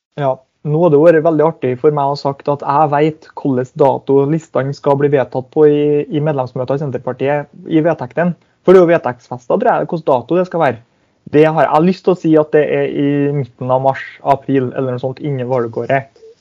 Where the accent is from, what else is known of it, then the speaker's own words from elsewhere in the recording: Hemne, Trøndelag, Norway; moved away as an adult; jeg kommer jo ikke til å bo noe i hjemkommunen min